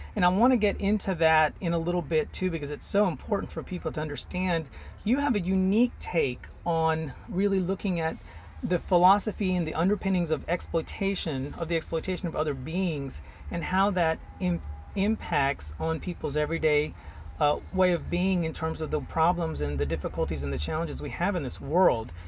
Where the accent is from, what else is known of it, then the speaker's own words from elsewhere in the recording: India; now in Houston, United States; I'm originally from India